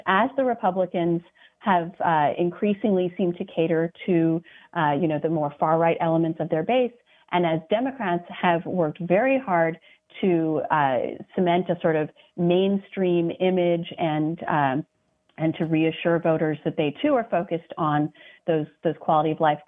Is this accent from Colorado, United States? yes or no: yes; Colorado, United States; also born or lived in Athens, Georgia; now in Virginia, United States; I grew up mostly in Colorado